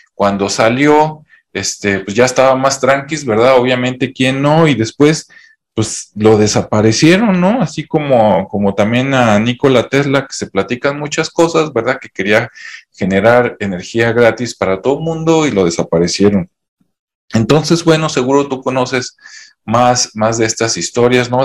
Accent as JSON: {"language": "Spanish", "country": "Mexico", "said": "aquí en mi país, México"}